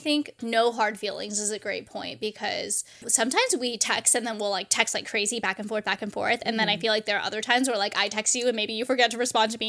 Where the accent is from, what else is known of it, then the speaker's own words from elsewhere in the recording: California, United States; now in Pacific Northwest, United States; and I'm from California.